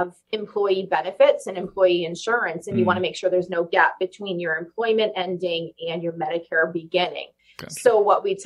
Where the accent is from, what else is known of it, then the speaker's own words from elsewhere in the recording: Bangor, Maine, United States; I was born and raised right here in Bangor